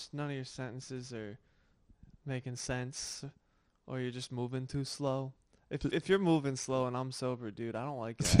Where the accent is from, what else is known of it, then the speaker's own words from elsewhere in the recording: New York, United States; Dude, I'm from New York. I'm not rushing to anywhere. I'm just rushing.